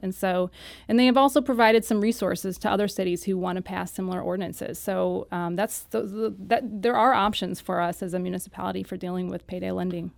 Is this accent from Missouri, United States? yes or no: yes; Saint Louis County, Missouri, United States; I did, uh, grow up mostly in the unincorporated Saint Louis County area